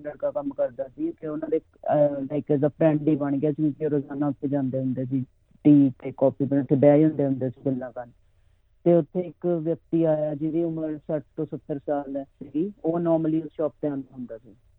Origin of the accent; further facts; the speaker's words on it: Mohali, Punjab, India; moved away as an adult; now in Sydney, Australia; ਅਸੀਂ ਪੰਜਾਬ ਚ ਮੋਹਾਲੀ ਦੇ ਰਹਿਣ ਵਾਲੇ ਆ